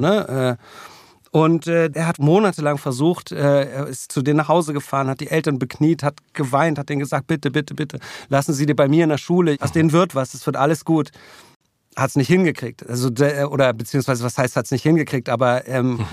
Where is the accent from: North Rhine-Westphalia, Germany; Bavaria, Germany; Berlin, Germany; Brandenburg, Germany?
Berlin, Germany; ich bin dann eigentlich in Klado aufgewachsen, mhm. ganz im Süden von Berlin.